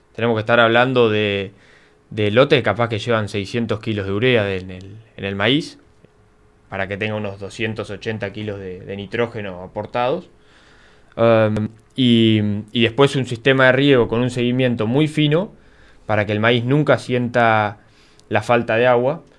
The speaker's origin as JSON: {"language": "Spanish", "town": "Coronel Suárez", "region": "Buenos Aires Province", "country": "Argentina", "also_born_or_lived": "Bahía Blanca", "said": "yo soy de acá de Colón Suárez"}